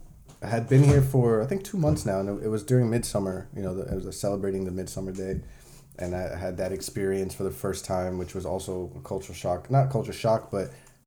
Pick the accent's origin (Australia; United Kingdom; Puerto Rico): Puerto Rico; English is a second language; Well, I'm from Puerto Rico, which is Native Americans there, you know, Indians.